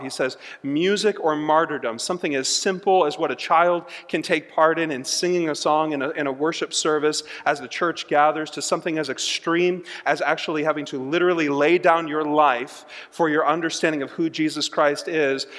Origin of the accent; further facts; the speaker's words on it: United States; as an American